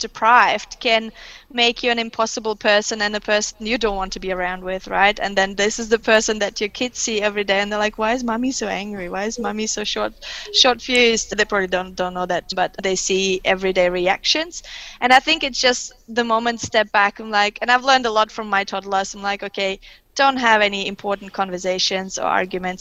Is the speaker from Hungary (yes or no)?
no; Kyrgyzstan; first language Russian; English is a second language; also born or lived in Germany; now in Australia; I was born in Soviet Union when it was Russian at that time, so Central Asia, west of China, so Chinese border. So it was very Russian influenced, but there was obviously a bit of Kyrgyz local language.